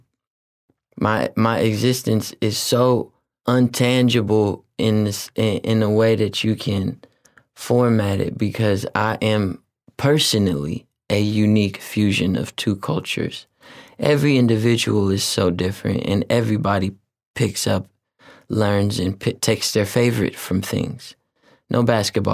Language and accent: English; Oakland, California, United States; being from West Oakland and being Filipino and Black